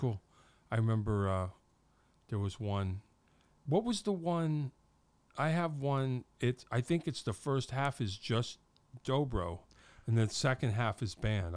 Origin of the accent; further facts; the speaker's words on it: Wallingford, Connecticut, United States; there was one in Wallingford in, in my hometown.